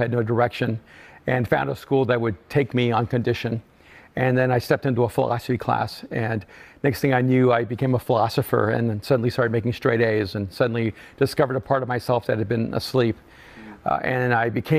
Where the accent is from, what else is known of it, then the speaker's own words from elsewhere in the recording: El Salvador; moved away; I'm an immigrant from El Salvador